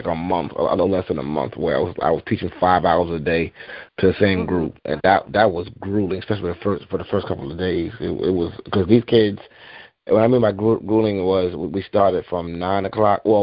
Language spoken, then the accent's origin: English; Mount Vernon, New York, United States; I grew up in Mount Vernon, New York, but outside the Bronx